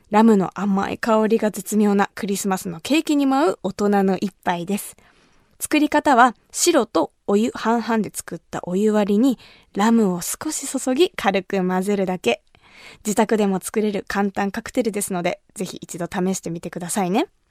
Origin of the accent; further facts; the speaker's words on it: Kumamoto, Japan; 私が生まれ育った熊本